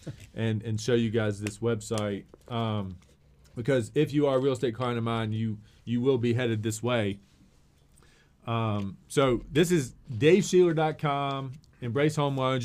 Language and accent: English; Christiansburg, Virginia, United States; I've adopted Blacksburg even as a Christiansburg guy.